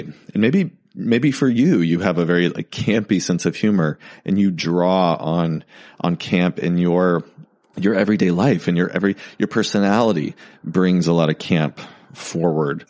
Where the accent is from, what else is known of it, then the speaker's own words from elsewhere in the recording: Texas, United States; I grew up in Texas